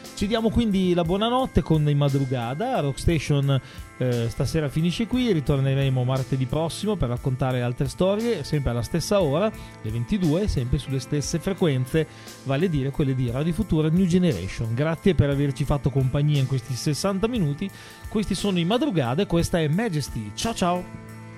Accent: Emilia-Romagna, Italy; provengono dalla mia Romagna

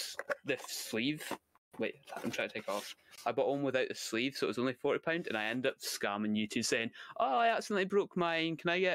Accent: Scotland, United Kingdom; my only notable thing about me is I'm Scottish.

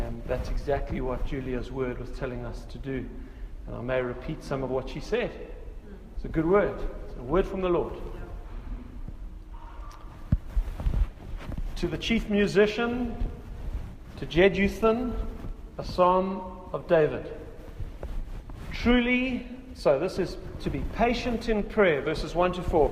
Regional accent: South Africa; in South Africa as a South African

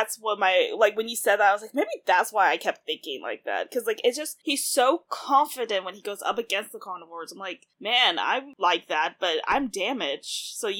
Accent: the South, United States; like you and I grew up in the South

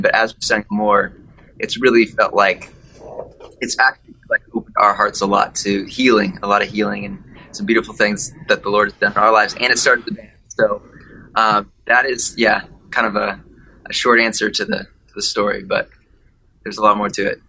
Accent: Kansas City, Missouri, United States; moved away as an adult; I grew up in Kansas City, Missouri

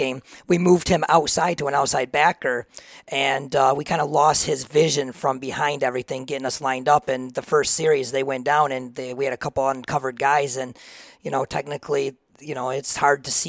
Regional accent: Reed City, Michigan, United States; I am from Reed City. I grew up there my whole life

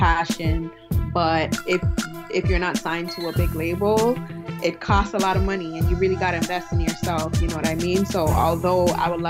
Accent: Toronto, Ontario, Canada; also born or lived in Buffalo; I'm from Toronto, born and raised, from a Nigerian background.

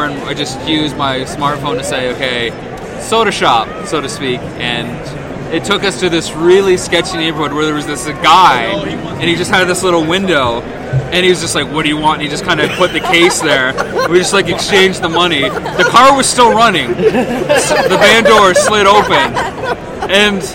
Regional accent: London, Ontario, Canada; now in Las Vegas, United States; I'm from Canada originally, where Jay's from, in a town called London, Ontario, 2 hours southwest of Toronto

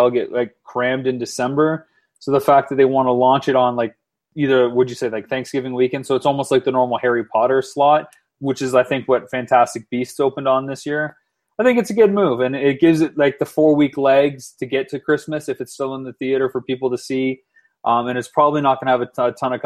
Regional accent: London, Ontario, Canada; Ryan Gosling from my hometown of London, Ontario

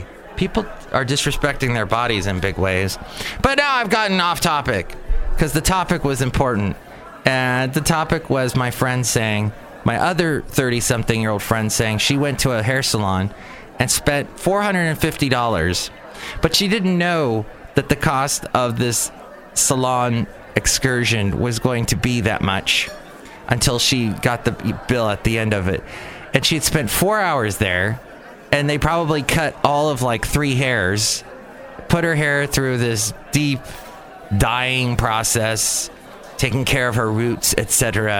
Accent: San Francisco, California, United States; We're from San Francisco, says my friend. I grew up in San Francisco. We had meaningful graffiti there.

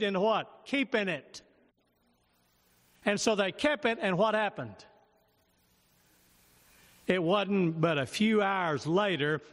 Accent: United States; I'm an American citizen

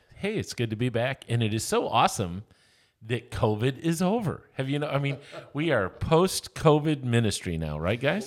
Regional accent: Lamont, Kansas, United States; I'm from Lamont, Kansas.

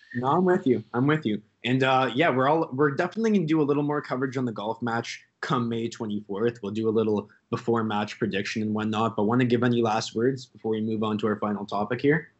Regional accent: Canada; we're Canadian

